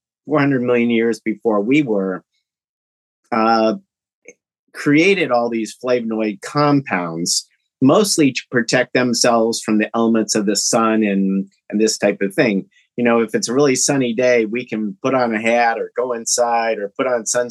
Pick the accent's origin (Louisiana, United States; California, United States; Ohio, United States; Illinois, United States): Illinois, United States; Champaign; moved away; also born or lived in Detroit; I'm actually from Champaign, Illinois